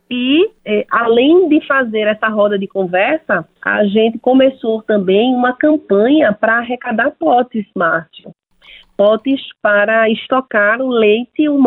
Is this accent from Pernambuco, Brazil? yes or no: yes; Pernambuco, Brazil; eu sou de, do estado de Pernambuco e somente em Pernambuco, 144 mil, um pouco mais de 144 mil mulheres foram doadoras de leite humanos